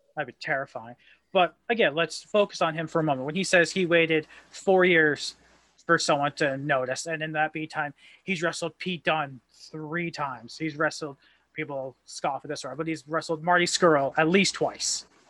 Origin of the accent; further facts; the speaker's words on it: Canada; I love being a Canadian wrestling fan